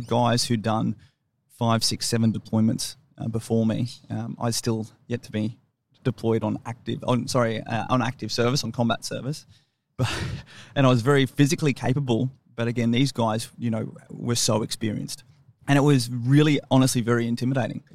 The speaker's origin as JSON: {"language": "English", "town": "Brisbane", "region": "Queensland", "country": "Australia", "tie": "born or raised there", "also_born_or_lived": "Sydney / Fayetteville, North Carolina / Canberra", "moved": "as an adult", "said": "I grew up in Ferny Grove. There wasn't a lot going on there up in the northern suburbs of Brisbane"}